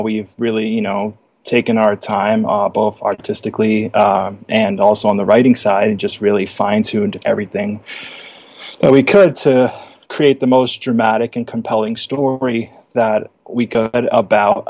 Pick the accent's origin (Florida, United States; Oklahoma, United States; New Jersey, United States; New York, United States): New York, United States; since I'm from New York, we say it like Tony Soprano would